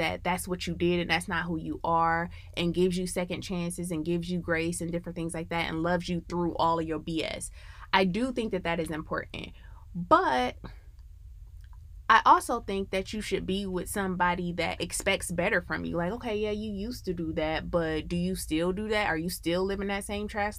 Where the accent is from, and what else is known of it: Midwest, United States; now in Atlanta, United States